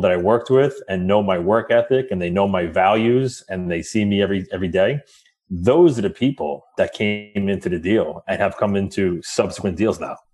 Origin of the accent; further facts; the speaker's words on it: New York, United States; I grew up right outside of New York City